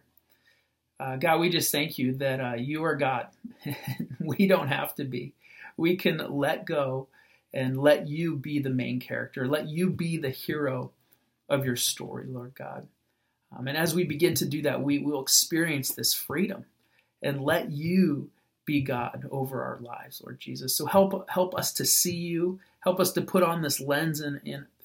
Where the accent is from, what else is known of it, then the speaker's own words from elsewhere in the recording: United States; As American Christians